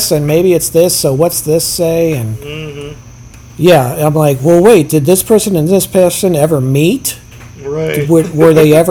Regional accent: Herndon, Virginia, United States; moved away; I'm from Herndon, the next town over

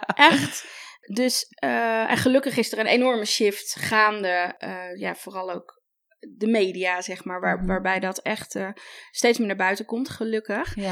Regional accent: Amsterdam, North Holland, Netherlands; Ik kom zelf uit Amsterdam en ik werk veel daar eh, met vintage winkels

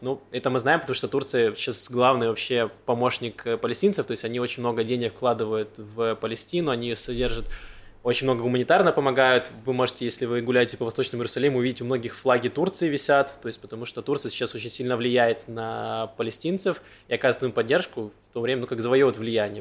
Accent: Donetsk, Donetsk Oblast, Ukraine; also born or lived in Mariupol; now in Israel; Я из Донецка

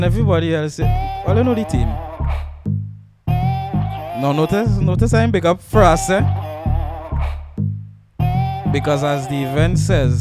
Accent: Arima, Trinidad & Tobago; We up in the East, my hometown, Arima

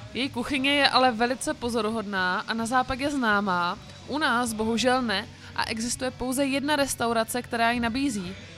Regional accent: Brno, South Moravian Region, Czechia; já jsem z Brna

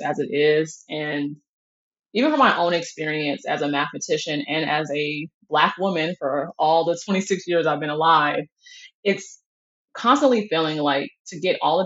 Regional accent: Atlanta, Georgia, United States; moved away as an adult; also born or lived in Seattle, Washington; now in Ann Arbor, United States; I grew up with here in Atlanta and in Seattle

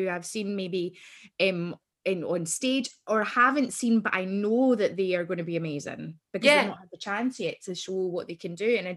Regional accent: Kilmarnock, Scotland, United Kingdom; I'm from Ayrshire

